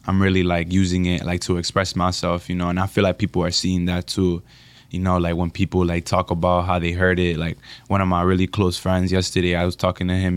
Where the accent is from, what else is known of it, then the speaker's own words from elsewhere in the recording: United States; also born or lived in Dominican Republic; I'm from Dominican Republic and I grew up here in America just with my mom